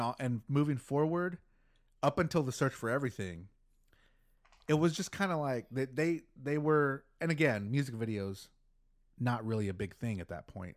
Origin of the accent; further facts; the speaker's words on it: Texas, United States; we're from Texas